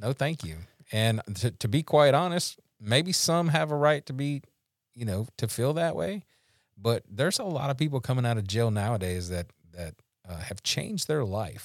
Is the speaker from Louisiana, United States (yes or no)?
yes; Louisiana, United States; I'm from Louisiana